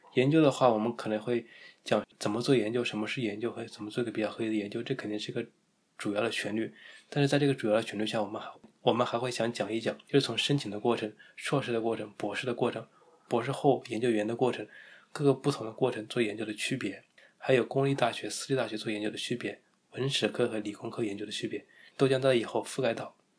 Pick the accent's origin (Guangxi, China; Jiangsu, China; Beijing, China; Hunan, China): Hunan, China; 作为一个湖南人